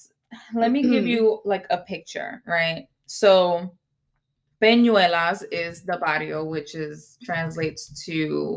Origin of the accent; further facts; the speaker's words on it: United States; first language Spanish; English is a second language; I was not born on the island. I was born here in the United States.